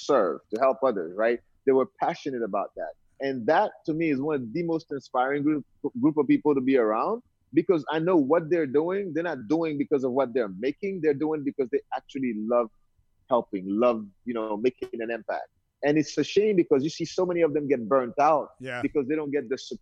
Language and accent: English; Haiti; accent: Brooklyn; moved away; also born or lived in Brooklyn, New York, United States / New Jersey, United States / Hawaii, United States; I was born in Haiti originally, and that's where I grew up. I came to New York literally when I first came to the U.S. So grew up in Brooklyn, went to high school in Canarsie.